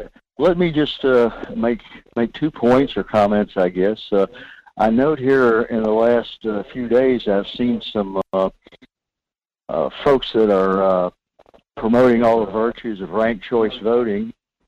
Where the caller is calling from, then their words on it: North Pole, Alaska, United States; Michael, this is … in North Pole.